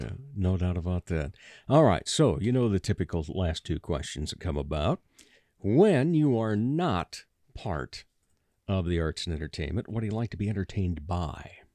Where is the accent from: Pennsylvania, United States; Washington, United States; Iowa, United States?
Iowa, United States; Rock Rapids; now in Sioux Falls, United States; I grew up down in Rock Rapids, you know, forty minute drive